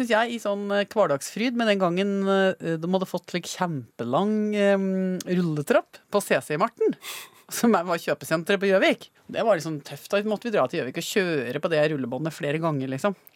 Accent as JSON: {"language": "Norwegian", "town": "Basel", "region": "Basel-Stadt", "country": "Switzerland", "tie": "born or raised there", "also_born_or_lived": "France", "moved": "yes", "lives_now": "Norway", "said": "siden jeg ble født, i Basel i Sveits. Og eh, siden jeg også hadde det oppholdet mm, der bodde i Frankrike, da."}